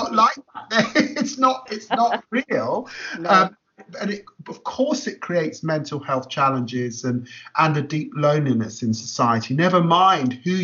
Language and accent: English; London, United Kingdom; also born or lived in Peterborough; growing up in Tottenham in an inner city environment